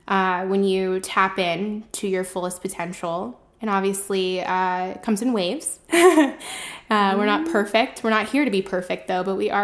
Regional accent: Pembroke Pines, Florida, United States; I'm from the Miami area, Pembroke Pines, to be specific.

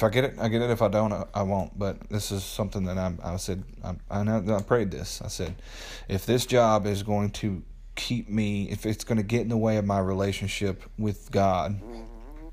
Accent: Middle Tennessee, United States; moved away as an adult; My wife and I just moved back to my hometown here in Middle Tennessee.

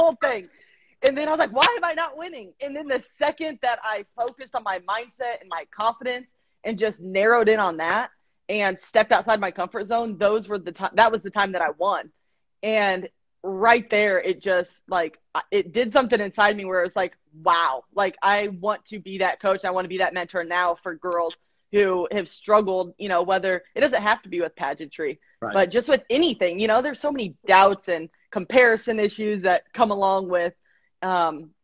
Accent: Iowa, United States; moved away as an adult; now in Missouri, United States; I'm originally from Iowa, moved to Missouri after college

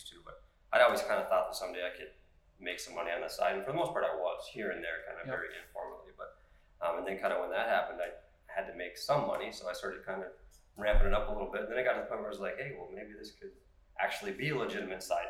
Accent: Brainerd, Minnesota, United States; moved away as an adult; now in Sartell, United States; originally I'm from the Brainerd area. I moved down here to go to school.

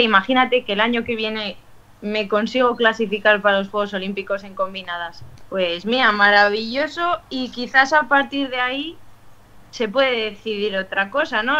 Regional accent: Logroño, La Rioja, Spain; los que somos de Logroño

